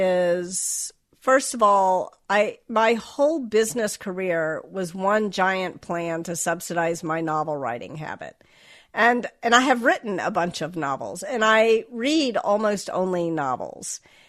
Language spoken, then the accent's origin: English; Memphis, Tennessee, United States; accent: Southern; So I was raised in the South. I was raised in Memphis. And when I got to college, I got a lot of feedback, sort of explicit and implicit, that my Southern accent made me sound stupid.